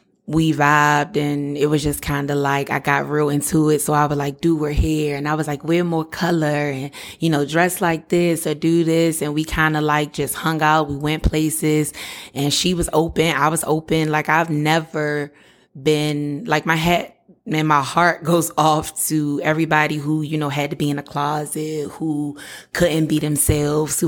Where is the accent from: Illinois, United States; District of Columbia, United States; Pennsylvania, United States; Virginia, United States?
District of Columbia, United States; Washington; I was born and raised in Washington, D.C., Southeast